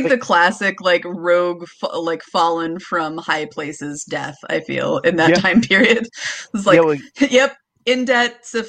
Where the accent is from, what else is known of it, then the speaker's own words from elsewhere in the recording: Ireland; As an Irish person